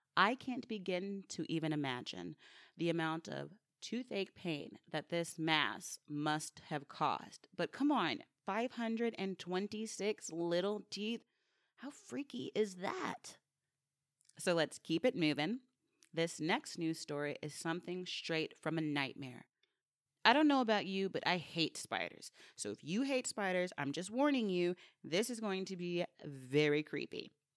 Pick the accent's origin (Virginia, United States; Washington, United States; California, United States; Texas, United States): Texas, United States; Sugar Land; born or raised there